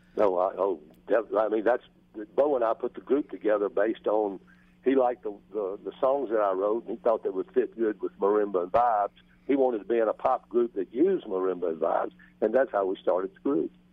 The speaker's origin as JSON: {"language": "English", "town": "Greenville", "region": "Mississippi", "country": "United States", "tie": "born or raised there", "said": "I grew up in Greenville, Mississippi"}